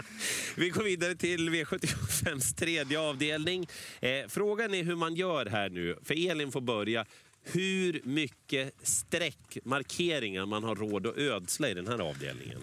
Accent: Sweden; vi är svenskar

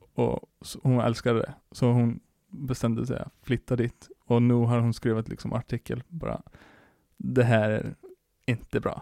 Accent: northern Iceland, Iceland; Swedish is a second language; moved away; jag kommer ju från norra Island

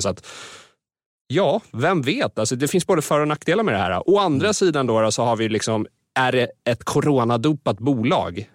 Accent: Sweden

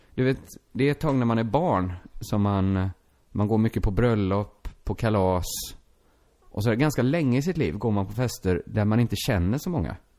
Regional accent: Sweden; first language Swedish; du och jag, vi är födda i Sverige

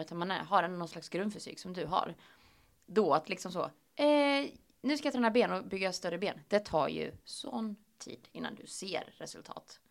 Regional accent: Östergötland, Sweden; accent: Östgötska; pratar lite östgötska

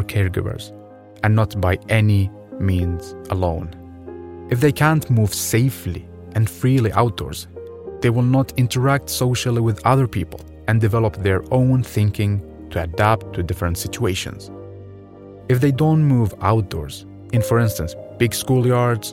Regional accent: Baghdad, Baghdad Governorate, Iraq; moved away; I was born in Baghdad, Iraq, 1993, and grew up in a city full of people, around 5 million citizens

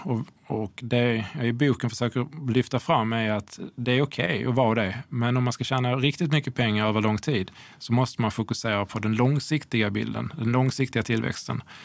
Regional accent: Sweden; som svensk privatperson

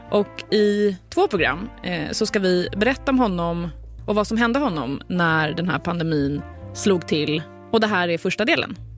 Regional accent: Sweden; inte riktigt jobbat bort de här mjuka danska dena som vi svenskar har så svårt att få till

